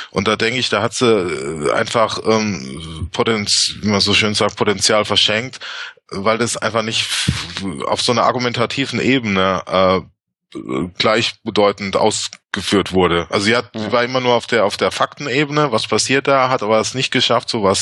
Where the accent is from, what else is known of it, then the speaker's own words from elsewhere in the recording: Berlin, Germany; now in Lübeck, Germany; ich komme jetzt aus Berlin und bin jetzt in Lübeck